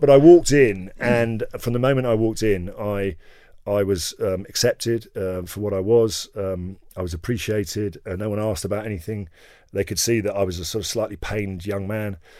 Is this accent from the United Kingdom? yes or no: yes; England, United Kingdom; I was born in England